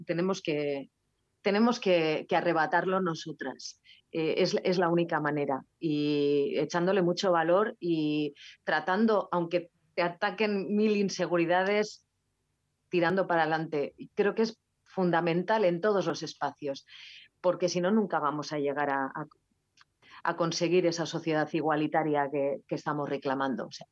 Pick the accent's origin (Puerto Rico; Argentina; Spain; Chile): Spain; Basque Country; Euskal Herria, que es de donde soy, del País Vasco.